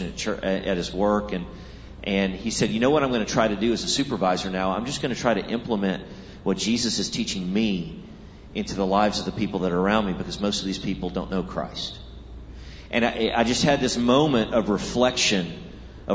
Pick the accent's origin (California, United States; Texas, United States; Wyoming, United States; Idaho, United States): Texas, United States; I grew up in Texas